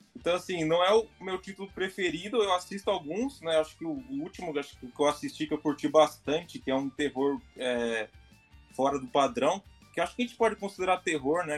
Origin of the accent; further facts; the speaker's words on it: Brazil; somos brasileiros